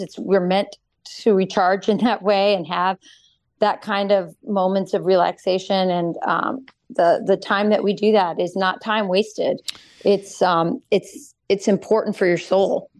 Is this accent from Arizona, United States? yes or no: yes; Arizona, United States; moved away; also born or lived in East Coast; Arizona is my home state